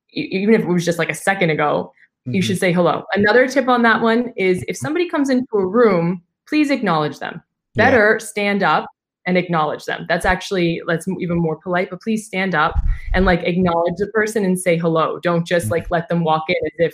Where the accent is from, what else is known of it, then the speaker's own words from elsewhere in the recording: United States; now in Dubai, United Arab Emirates; as an American